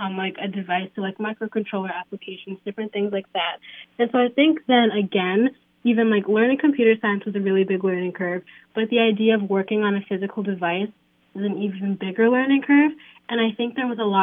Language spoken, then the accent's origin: English; Kenya; now in Illinois, United States; I'm from Kenya